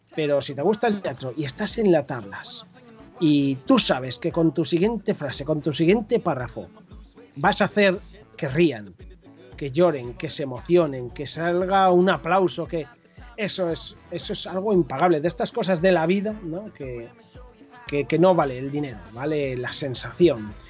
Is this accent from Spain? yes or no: yes; Corella, Navarre, Spain; now in Pamplona, Spain; yo nací en un pueblo de la Ribera Navarra llamado Corella, que, está cerca de Tudela, para aquellos que a lo mejor les pueda sonar algo más Tudela. Eh, estuve allí eh, hasta los 20 años que me fui a vivir a Pamplona